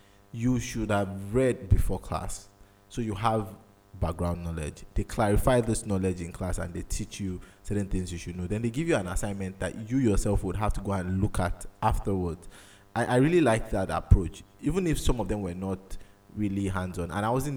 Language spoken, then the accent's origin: English; Nigeria; as a Nigerian child